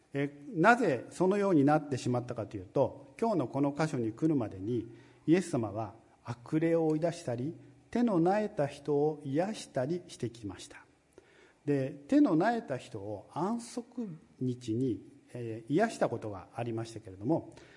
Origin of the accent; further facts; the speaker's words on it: Tokyo, Japan; moved away; 私はあの、ずっと東京にいたので